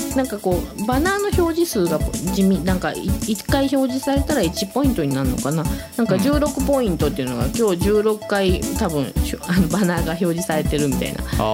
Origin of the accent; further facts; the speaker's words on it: Kansai, Japan